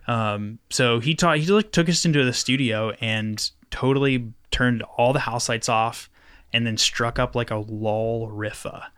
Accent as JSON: {"language": "English", "town": "Knoxville", "region": "Tennessee", "country": "United States", "tie": "born or raised there", "said": "I grew up over, like, in Cumberland Estates"}